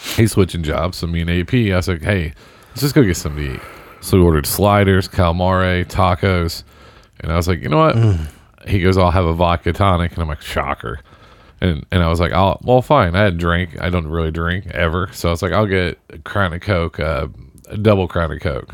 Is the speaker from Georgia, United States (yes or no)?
no; Southern Indiana, United States; we're just kids from Southern Indiana